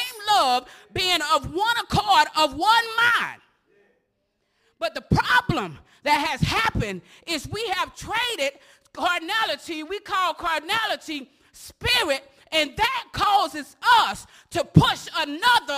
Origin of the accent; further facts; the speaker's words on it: Osceola, United States; I'm from Osceola. Osceola is divided up between Babylon, the Projects, Wildcat, and who? College Hill, Fieldstone